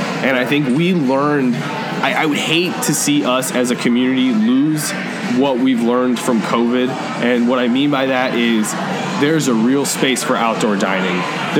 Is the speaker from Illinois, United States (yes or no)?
yes; Chicago, Illinois, United States; now in Bloomington-Normal, United States; I grew up in Chicago, so like I was close to the North Branch Trail or the Des Plaines River Trail at any given time.